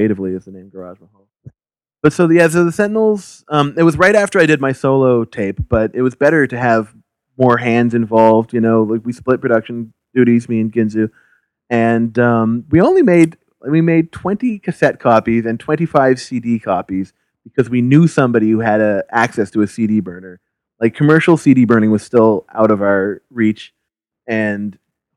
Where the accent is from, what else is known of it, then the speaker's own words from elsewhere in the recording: Halifax, Nova Scotia, Canada; We grew up in Halifax together